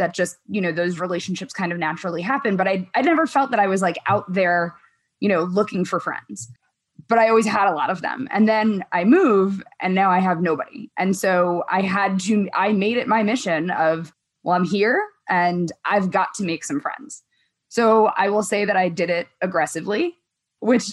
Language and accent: English; New York, United States; moved away as an adult; now in San Francisco, United States; being a New Yorker